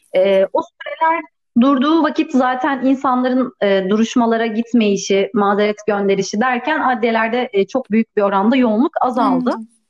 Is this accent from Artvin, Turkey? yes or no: no; Istanbul, Turkey; moved away as an adult; now in Edirne, Turkey; doğma büyüme İstanbul'dayım